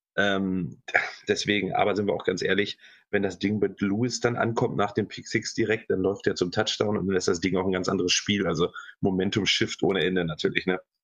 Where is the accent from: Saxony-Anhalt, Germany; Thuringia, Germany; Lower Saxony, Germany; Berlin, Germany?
Lower Saxony, Germany; Hanover; ich bin ja aus Hannover